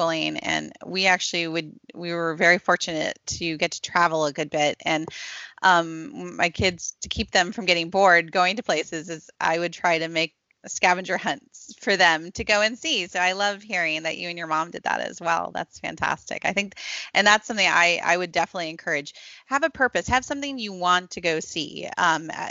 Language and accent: English; DC, District of Columbia, United States; I grew up near the Smithsonian's in DC